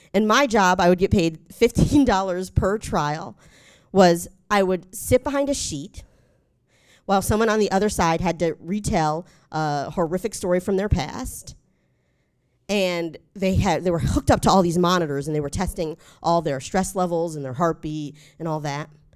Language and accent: English; North Carolina, United States; I'm from North Carolina, we have to pick a side when we're born